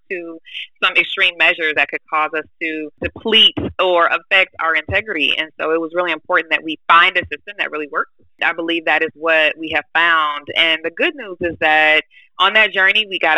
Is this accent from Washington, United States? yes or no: no; Michigan, United States; originally, I was born in Michigan